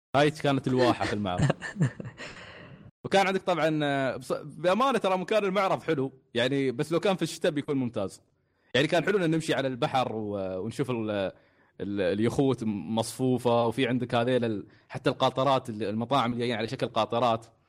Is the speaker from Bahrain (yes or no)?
no; United Arab Emirates; عندنا في الإمارات